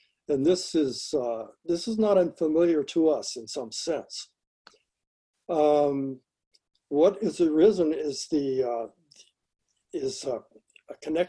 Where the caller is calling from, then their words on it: Los Angeles, California, United States; I'm speaking from Los Angeles.